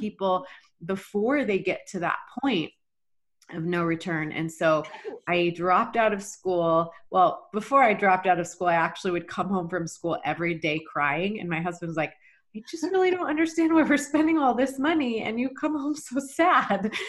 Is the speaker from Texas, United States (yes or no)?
yes; Texas, United States; moved away as an adult; also born or lived in Rexburg, Idaho / Boise, Idaho; was born and raised in Texas